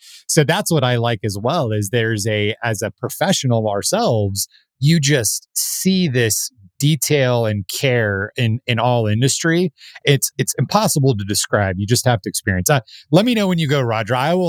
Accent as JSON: {"language": "English", "town": "Tucson", "region": "Arizona", "country": "United States", "tie": "born or raised there", "also_born_or_lived": "Miami, Arizona / Scottsdale, Arizona", "said": "generation Arizonan. So that's like my dad and my grandparents both were here. But I grew up mainly in Tucson, although I was born in a unknown town that causes quite a bit of confusion if I don't clarify, Miami, Arizona."}